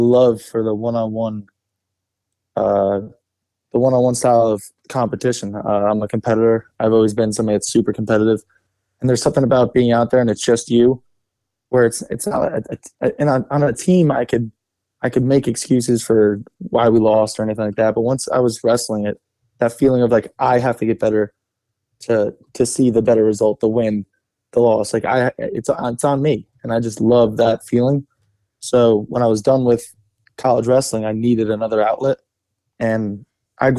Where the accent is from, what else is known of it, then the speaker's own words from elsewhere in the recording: New Jersey, United States; also born or lived in Florida; I've been in Jersey since I was really young.